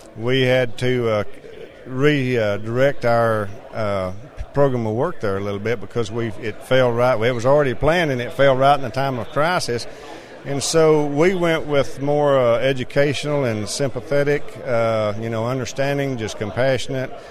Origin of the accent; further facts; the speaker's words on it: Texas, United States; I'm a farmer from Texas